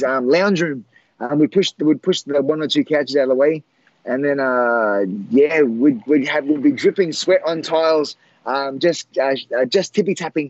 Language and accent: English; Australia; I'm from Australia